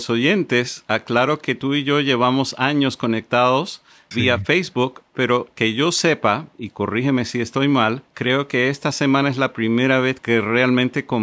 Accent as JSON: {"language": "Spanish", "town": "Caracas", "region": "Capital District", "country": "Venezuela", "lives_now": "Madrid, Spain", "said": "de Caracas, Venezuela, vivo en Madrid, España."}